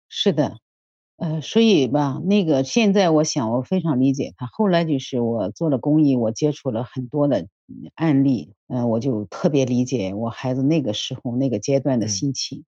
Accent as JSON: {"language": "Chinese", "town": "Jinan", "region": "Shandong", "country": "China", "said": "我是来自山东济南的"}